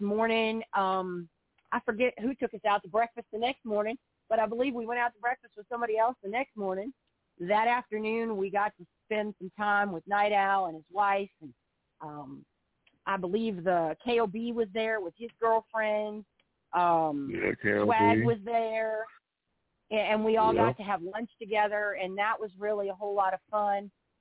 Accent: East Coast, United States; me and Haas, we're from the East Coast.

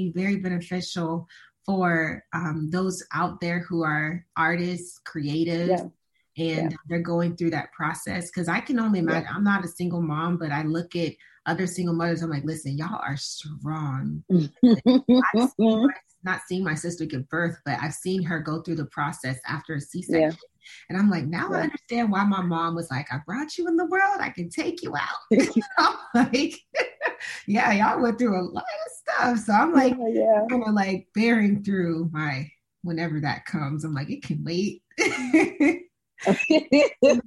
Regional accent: Tampa, Florida, United States; I'm from Tampa

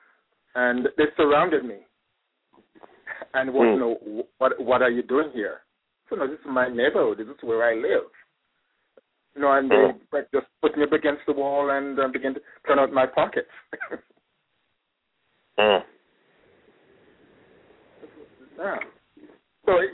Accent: New York, United States; also born or lived in Los Angeles; as a New Yorker, I love to walk

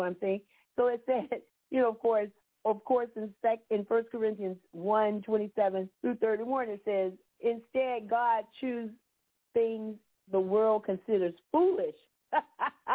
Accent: Florida, United States; now in Georgia, United States; I grew up in Florida. I didn't see any cotton down there. We had orange trees and citrus, but I moved up to Georgia

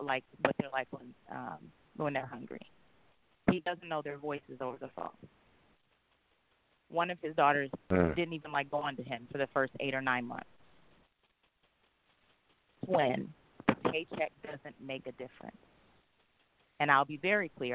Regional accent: Midwest, United States; now in Atlanta, United States; I'm from the Midwest, but I live in Atlanta.

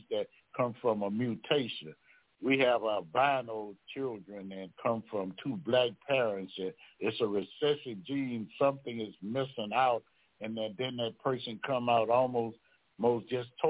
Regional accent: Baton Rouge, Louisiana, United States; I'm from Baton Rouge, Louisiana

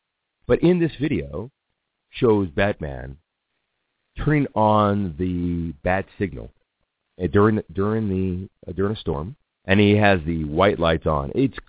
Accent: San Diego, California, United States; now in Colorado, United States; San Diego, California, my hometown.

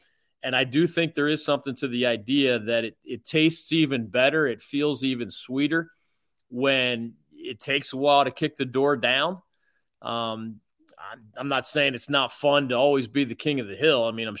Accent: Philadelphia, Pennsylvania, United States; moved away; growing up in Philadelphia

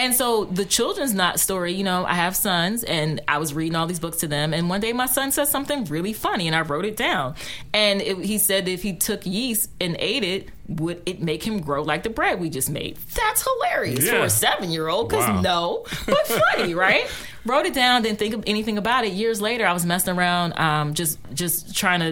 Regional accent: Washington, District of Columbia, United States; also born or lived in Beckley, West Virginia; I was raised here too. Like, I went to Janney Elementary School.

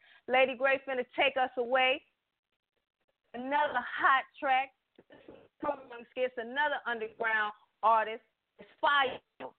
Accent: Virginia, United States; I'm from Virginia, so I know a little bit about North Carolina. So shout out to my hometown, VA.

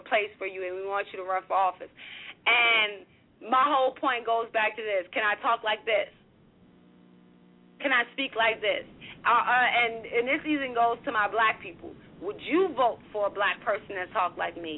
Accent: Richmond, Virginia, United States; moved away; Richmond. Go back to my hometown

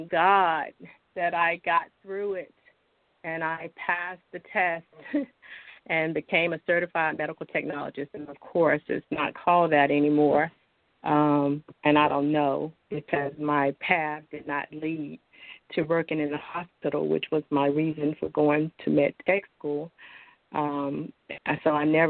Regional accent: North Carolina, United States; I was born and raised in North Carolina and been here all my life.

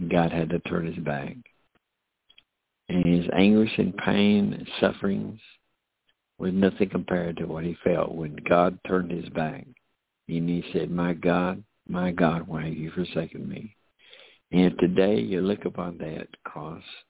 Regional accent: United States; I'm an American. You know, Americans, our country, United States of America

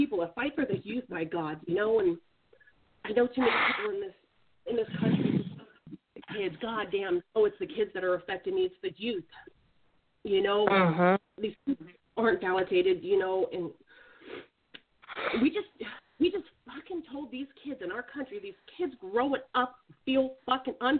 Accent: Alaska, United States; moved away; I'm from Alaska, I just moved down here

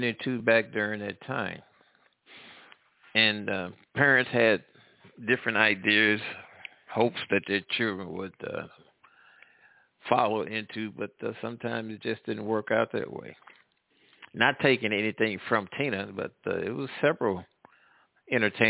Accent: St. Louis, Missouri, United States; moved away; also born or lived in down south; I'm from St. Louis area. I'm calling from down south now

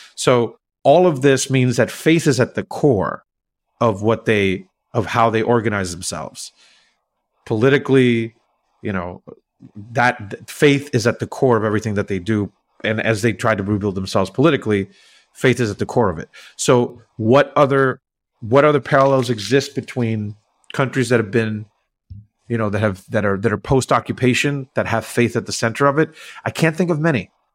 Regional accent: Puerto Rico; English is a second language; now in New York, United States; I grew up in Puerto Rico, right? So I, I didn't grow up in the U S

